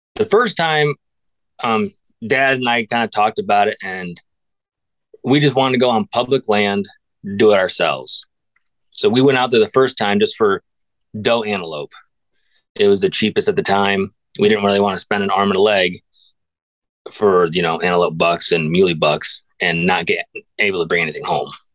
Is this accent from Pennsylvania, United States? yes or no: yes; Northwest Pennsylvania, United States; born and raised in Northwest Pennsylvania.